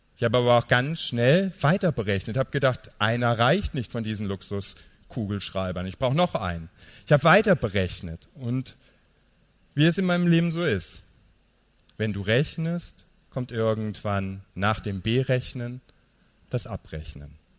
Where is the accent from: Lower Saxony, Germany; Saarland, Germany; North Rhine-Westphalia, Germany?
Saarland, Germany; Niederkirchen; Ich komme aus dem Saarland